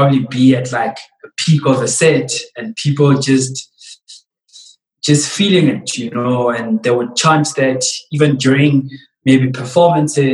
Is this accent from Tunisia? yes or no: no; Tembisa, Gauteng, South Africa; growing up in Tembisa built my character